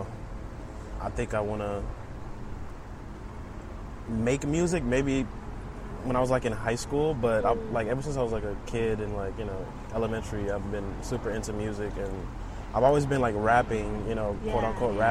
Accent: Houston, Texas, United States; also born or lived in Saint Lucia; I grew up in Houston. I've been in Houston since I was, like, I want to say, like, 4, maybe 5 years old

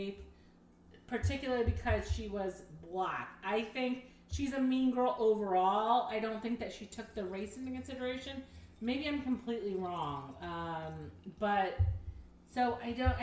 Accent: the South, United States; I'm from the South and I'm Mexican, but I grew up where it was really just like black people and Mexican people

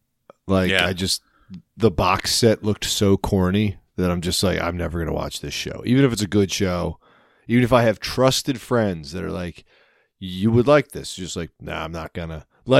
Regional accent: United States; And the fact that I did grow up like, what, 10 miles from Pennsylvania.

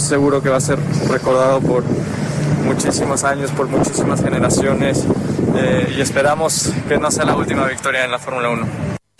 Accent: Mexico

